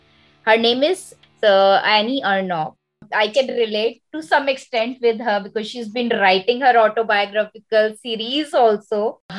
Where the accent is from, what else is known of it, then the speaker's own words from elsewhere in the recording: India; As an Indian